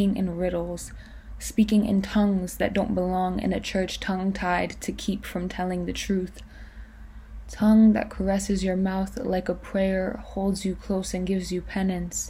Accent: New York, United States; I'm 20 years old and I'm a poet from New York

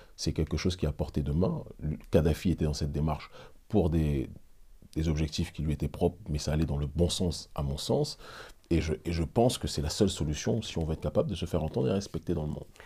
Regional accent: Île-de-France, France; moved away as an adult; also born or lived in Benin; Je suis né en France et je ne le renierai jamais

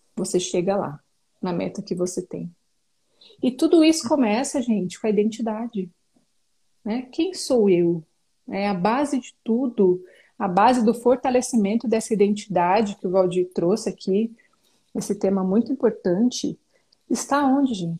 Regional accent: São Paulo, Brazil; now in Jundiaí, Brazil; Sou natural de São Paulo e moro atualmente na cidade de Jundiaí.

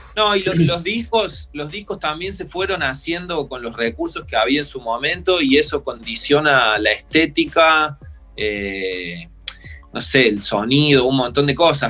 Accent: Río Tercero, Córdoba, Argentina; now in Córdoba, Argentina; Nosotros somos de Río Tercero, no de Córdoba Capital.

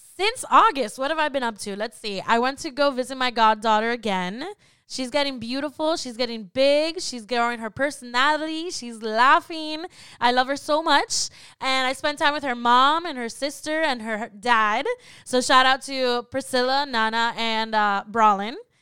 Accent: Florida, United States; I was raised in Florida

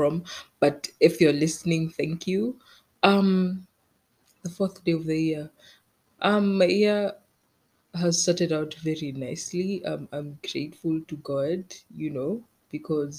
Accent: Kenya; I'm Kenyan

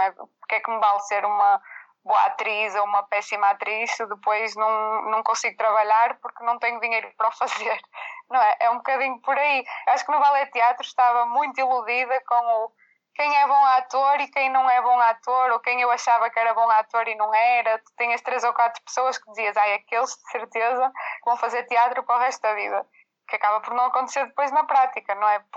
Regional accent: Viana do Castelo, Portugal; Como nós somos de Viana, também tentávamos nos juntar mais em Viana para ensaiar

